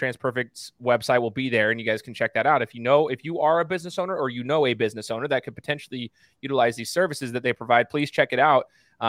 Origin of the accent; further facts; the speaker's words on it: Boise, Idaho, United States; I'm from Boise, So, Matt, I went to Boise State. I'm a Boise State alum, but I love Boise State, but I'm also a huge Buckeye fan. So